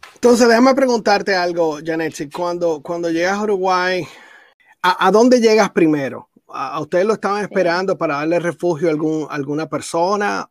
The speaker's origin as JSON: {"language": "Spanish", "country": "Dominican Republic", "moved": "yes", "said": "yo soy de la República Dominicana"}